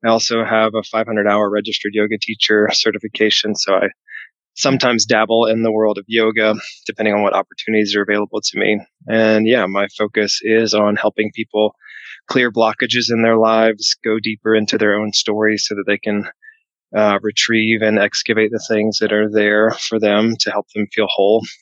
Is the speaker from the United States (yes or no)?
yes; the South, United States; also born or lived in Nashville, Tennessee; I grew up in the South